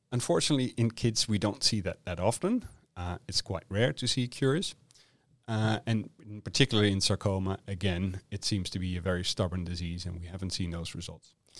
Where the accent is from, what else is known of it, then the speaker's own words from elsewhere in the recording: Netherlands; moved away as an adult; now in Perth, Australia; I'm originally from the Netherlands